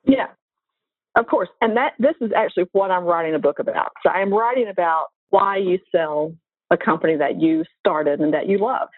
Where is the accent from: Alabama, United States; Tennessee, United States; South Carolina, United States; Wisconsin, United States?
Tennessee, United States; Nashville; Nashville, my hometown